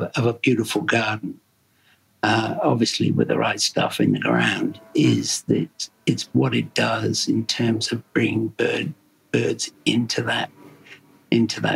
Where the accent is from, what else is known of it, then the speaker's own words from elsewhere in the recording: Devon, South West England, United Kingdom; also born or lived in Melbourne, Australia; now in Australia; I come from Devon originally and it's, you know, food is very important down there